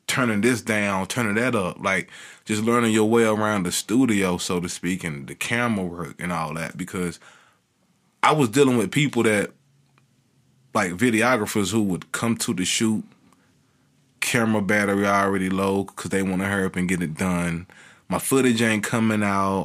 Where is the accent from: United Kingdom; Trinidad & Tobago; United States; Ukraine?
United States; Kinston, North Carolina; it's tough growing up in Kingston